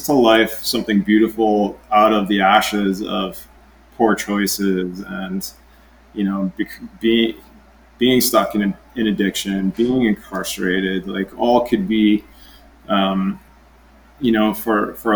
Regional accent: White Rock, British Columbia, Canada; I grew up on Simeon First Nation Reserve in South Surrey, White Rock, BC, Canada

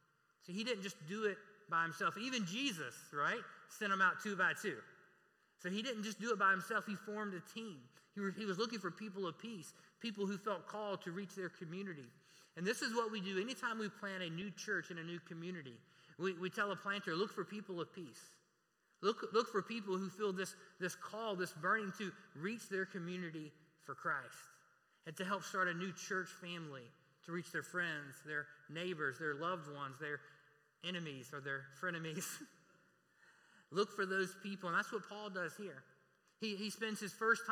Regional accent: Reidsville, North Carolina, United States; also born or lived in Raleigh-Durham area, North Carolina; now in Raleigh, United States; I'm from Reidsville, North Carolina

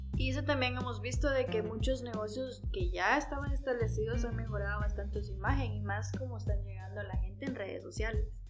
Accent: Esquipulas, Chiquimula, Guatemala; yo soy de Esquipulas

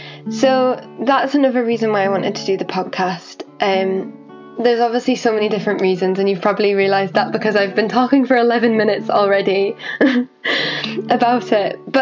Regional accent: Orkney, Scotland, United Kingdom; also born or lived in Halifax / North Yorkshire; I was born in Halifax, and then I moved to North Yorkshire, like outside of Whitby, and lived there for a while. And then Mum and Dad one day just plunged it on me and my sister that we were moving to Orkney

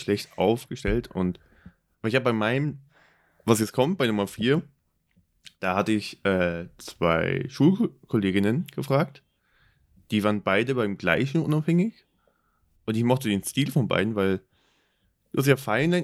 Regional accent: Germany; mein Heimatland, Deutschland

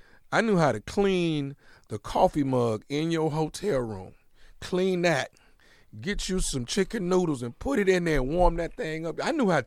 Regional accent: Houston, Texas, United States; Okay. Well, I grew up in Houston, Texas.

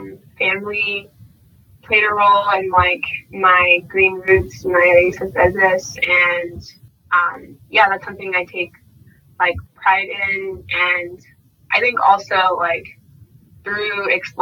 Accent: San Antonio, Texas, United States; growing up in San Antonio on the west side and the east side

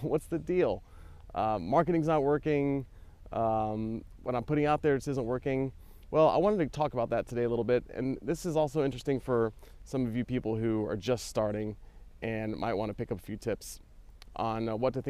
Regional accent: United States; now in Barcelona, Spain; as an American

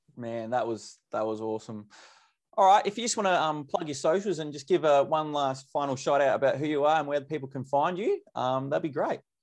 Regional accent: Mount Gambier, South Australia, Australia; I'm from Mount Gambier. So down South Australia

